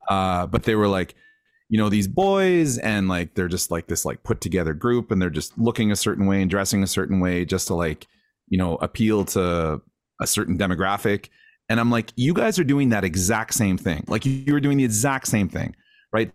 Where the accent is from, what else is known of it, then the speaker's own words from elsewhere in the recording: Grande Prairie, Alberta, Canada; I grew up in Grand Prairie, which is like, uh, I, I mean, I know we all know, but, uh, at the time when I was a kid, it was a smaller community in Northern Alberta